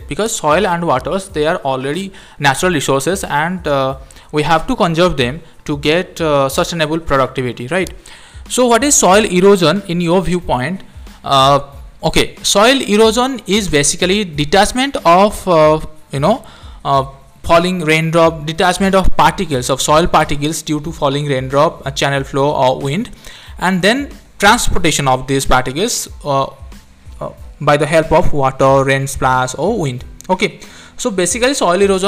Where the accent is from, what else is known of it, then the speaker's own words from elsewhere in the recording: India; from India.